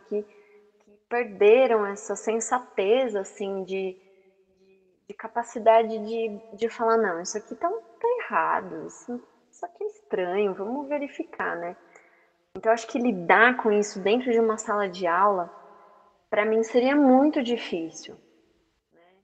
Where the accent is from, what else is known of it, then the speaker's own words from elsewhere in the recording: Brazil; nós como brasileiros